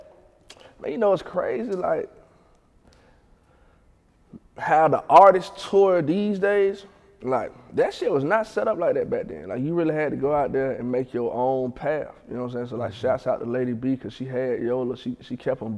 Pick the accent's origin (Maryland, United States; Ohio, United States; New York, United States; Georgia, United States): Georgia, United States; Atlanta; I'm from Ben Hill, so we had Ben Hill Day